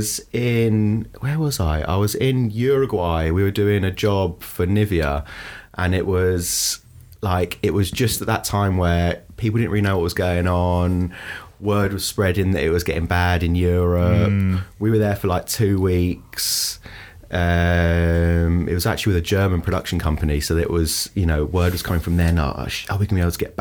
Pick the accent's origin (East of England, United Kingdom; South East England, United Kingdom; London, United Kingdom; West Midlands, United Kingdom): London, United Kingdom; from London, from Northwest London